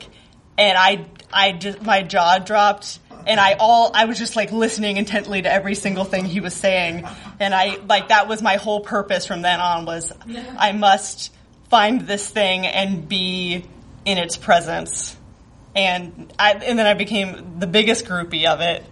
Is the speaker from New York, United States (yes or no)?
no; rural Northern California, United States; born or raised there; moved away as an adult; now in Chicago, United States